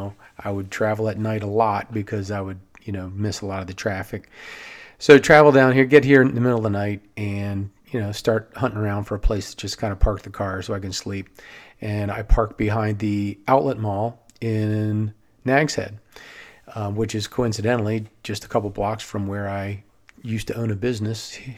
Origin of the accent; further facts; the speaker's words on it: Silver Spring, Maryland, United States; I grew up in Silver Spring, went to a few different colleges in Maryland, and graduated in 1989.